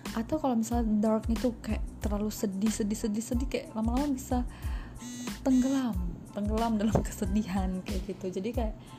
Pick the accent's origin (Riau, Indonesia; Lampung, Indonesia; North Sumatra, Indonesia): North Sumatra, Indonesia; Batak; aku orang Batak